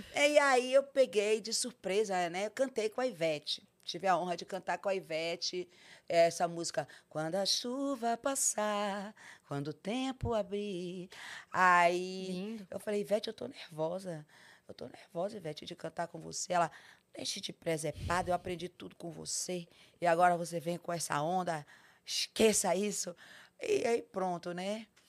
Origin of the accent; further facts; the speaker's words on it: Salvador, Bahia, Brazil; moved away; also born or lived in Itapetinga, Bahia / São Paulo; eu fui criada em Salvador, mas, de, mas desde pequenininha mesmo.